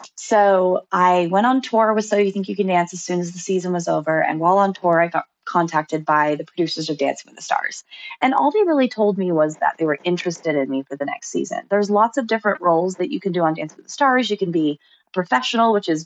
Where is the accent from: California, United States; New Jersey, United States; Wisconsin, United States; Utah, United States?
Utah, United States; I'm from Utah.